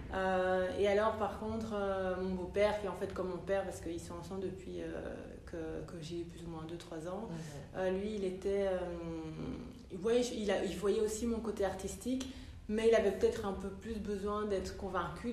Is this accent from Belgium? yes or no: yes; Brussels, Brussels-Capital Region, Belgium; also born or lived in London, United Kingdom / Italy / France; je suis bruxelloise d'origine ivoirienne